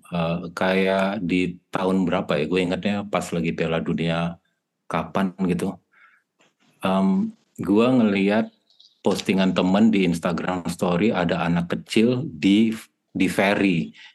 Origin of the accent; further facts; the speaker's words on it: Batak, North Sumatra, Indonesia; kita orang Batak